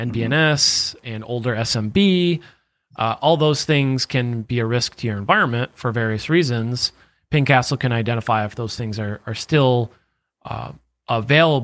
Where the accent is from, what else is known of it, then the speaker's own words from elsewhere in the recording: New York, United States; I'm from New York.